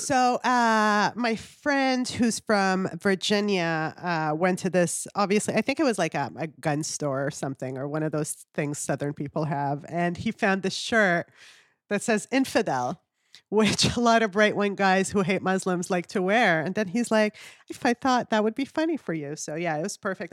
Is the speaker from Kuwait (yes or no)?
yes; Kuwait; moved away; also born or lived in Canada; I was born and raised in the Middle East